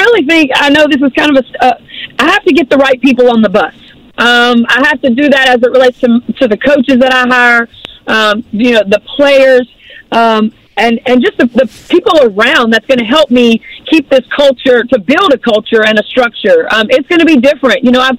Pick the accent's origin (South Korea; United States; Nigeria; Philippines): United States; Baton Rouge, Louisiana; now in Mississippi, United States; But you know, man, I'm from Baton Rouge, but I live on the Gulf Coast in Mississippi.